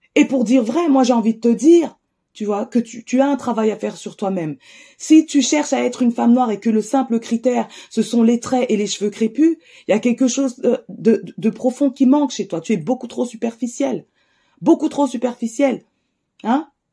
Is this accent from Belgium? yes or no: no; Cergy, Île-de-France, France; J'ai grandi à Cergy